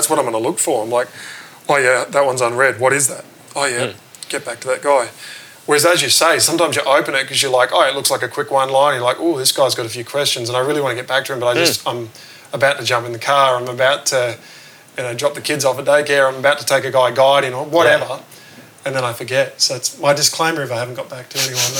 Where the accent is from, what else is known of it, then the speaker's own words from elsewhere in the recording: Bathurst, New South Wales, Australia; I grew up in Bathurst, which is about 3 hours inland of Sydney